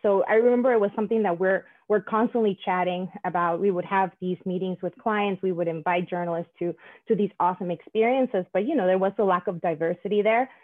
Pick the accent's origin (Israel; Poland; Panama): Panama; moved away; I'm originally from Panama